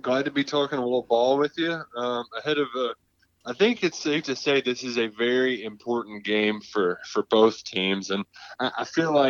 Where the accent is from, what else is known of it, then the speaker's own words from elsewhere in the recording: Louisville, Kentucky, United States; I'm from Louisville